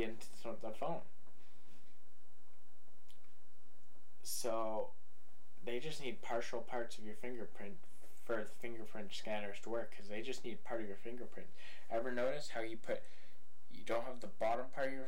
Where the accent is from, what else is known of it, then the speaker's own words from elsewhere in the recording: mid British Columbia, Canada; I'm from Upper BC. Not way up there, but mid BC